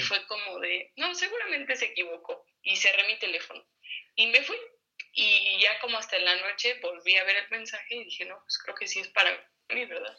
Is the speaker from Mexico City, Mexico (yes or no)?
yes; Mexico City, Mexico; also born or lived in Toluca; yo estudié en Toluca, pero yo no soy de allá, yo, nací en la Ciudad de México